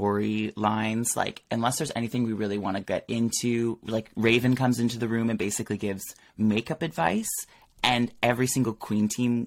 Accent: Peterborough, East of England, United Kingdom; Like, growing up in Peterborough, I just was like, I knew I needed to get out

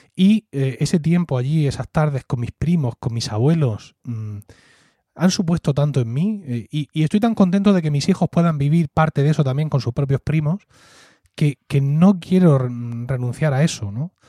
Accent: Murcia, Region of Murcia, Spain; accent: Murcian; Blanca / Valle de Ricote accent; also born or lived in Blanca, Murcia; hablar con mi acento natural de blanca

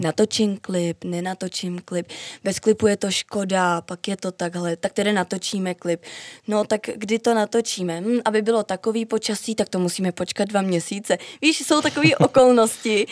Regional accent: Czechia; jsem Češka

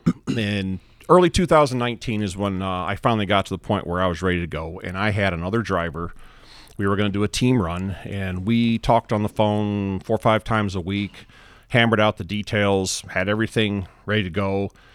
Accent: Texas, United States; we're from Texas

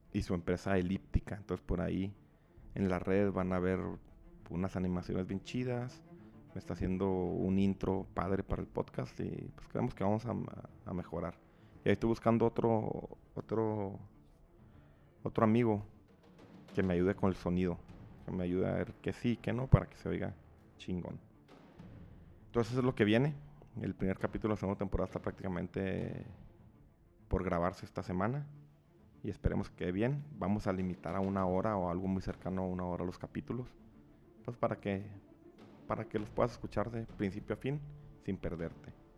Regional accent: Chihuahua, Mexico; somos de Chihuahua

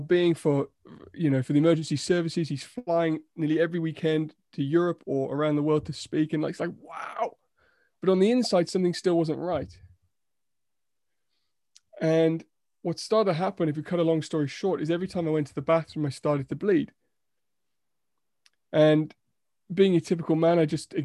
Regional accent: United Kingdom; we're so British

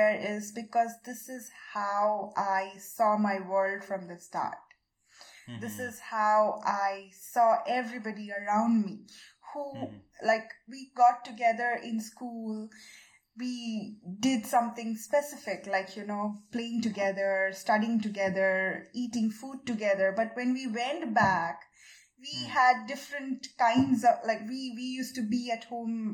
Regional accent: Siliguri, West Bengal, India; also born or lived in Darjeeling; my first couple of years, I grew up in Darjeeling. And then I moved to this little, small city called Siliguri

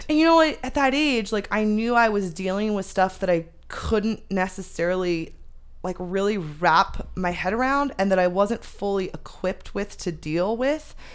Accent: Phoenix, Arizona, United States; also born or lived in Chandler, Arizona; I moved from the North Valley in Phoenix down to Chandler.

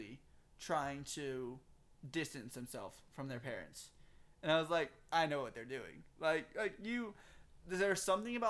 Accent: Texas, United States; accent: thick southern

